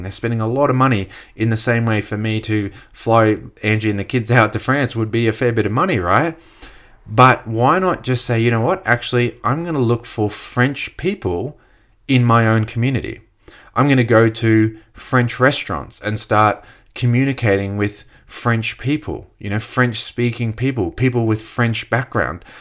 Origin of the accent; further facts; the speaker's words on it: Australia; myself as an Australian who speaks English, who understands Australian culture